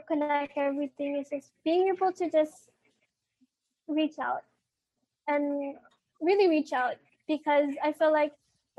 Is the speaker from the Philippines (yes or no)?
yes; Philippines; Because as a nation, as a Filipino, there's just so much to unravel and uncover.